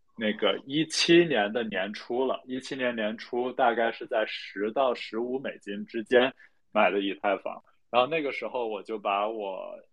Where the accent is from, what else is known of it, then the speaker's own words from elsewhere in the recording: China; also born or lived in United Kingdom / Beijing; 我爸是英国人，我妈是中国人，所以我长得就是半华人不华人的样子。呃，然后呢，我是在英国出生，然后一年多回去。呃，但是，呃，大部分时间都是在国内